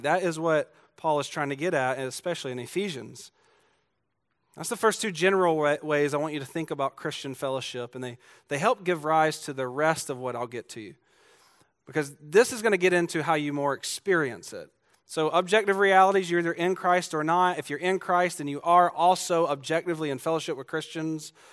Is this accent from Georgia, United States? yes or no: yes; Georgia, United States; I'm from Georgia